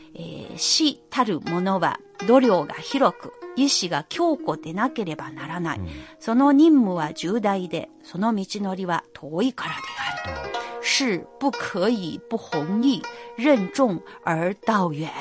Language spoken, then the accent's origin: Japanese; Anhui, China; 私のふるさとである暗記章